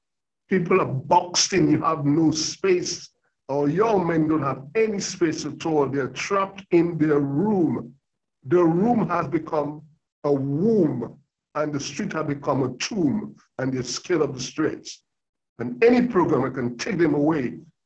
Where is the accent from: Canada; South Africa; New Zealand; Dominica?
Dominica; born there; also born or lived in United States / Africa; And I spent 15 years in America where I lived. So I've got sort of, and I was born in Dominica in the Caribbean. I've been to Africa. I lived there.